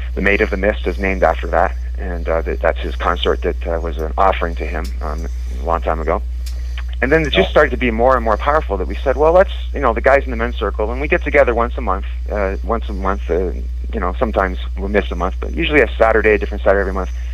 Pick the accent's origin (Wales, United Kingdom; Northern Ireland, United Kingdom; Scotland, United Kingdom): Scotland, United Kingdom; I was born in Scotland, and my father was a drummer in uh, a Prince of Orange